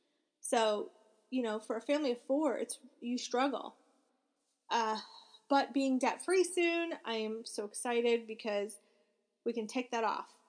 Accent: Florida, United States; We are from Florida, but we don't want to go back to Florida.

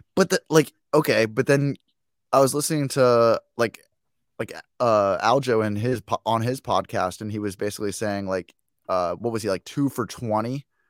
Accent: Chicago, Illinois, United States; I'm from Chicago

